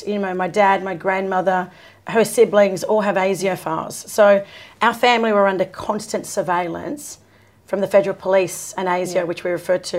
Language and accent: English; Sydney, New South Wales, Australia; moved away; I have a historical association with Redfern. So born and raised here in Sydney, in Redfern. But my people are the Wanneroo or Bunjalung people from the Hunter Valley. And my father's line are actually Gungaloo Birrigubba people from Queensland, even though I'm a Koori